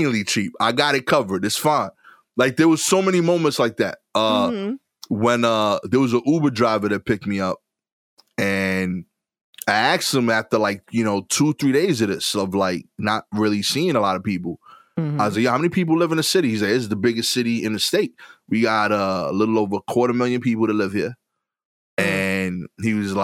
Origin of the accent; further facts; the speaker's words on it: New York, United States; as a New Yorker